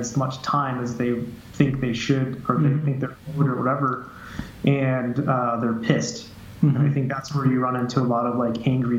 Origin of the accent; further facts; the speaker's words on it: Jackson, Wyoming, United States; now in Florida, United States; So I'm from Jackson, Wyoming.